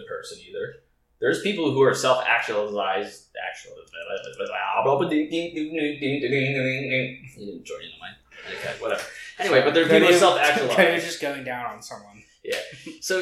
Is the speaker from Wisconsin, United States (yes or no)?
no; Delaware, United States; moved away; I was from Delaware